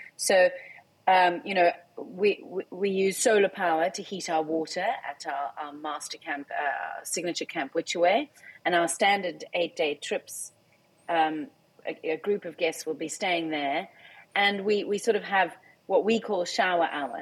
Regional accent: South Africa; I am a South African

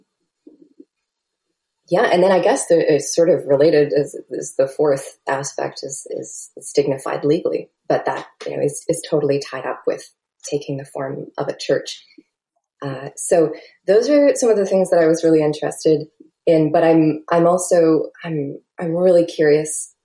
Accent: Canada; I'm a Canadian

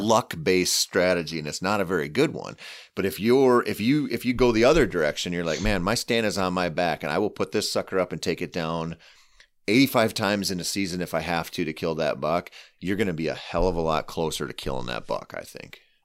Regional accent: southeastern Minnesota, United States; I grew up hunting southeastern Minnesota

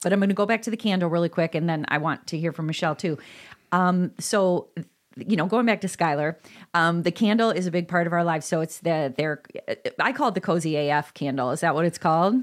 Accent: DeKalb, Illinois, United States; also born or lived in Iowa / Chicago; now in Elmhurst, United States; I grew up in DeKalb, Illinois, and then I went to school in Iowa, and then I came back to Chicago, and now I'm in Elmhurst.

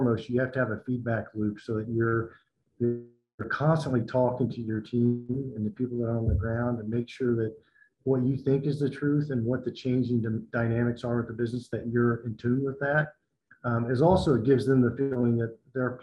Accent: north of Cincinnati, Ohio, United States; moved away; also born or lived in Tennessee; my dad was a municipal judge in my hometown, and his dad was a judge as well in Ohio. So I'm from the Ohio area, north of Cincinnati

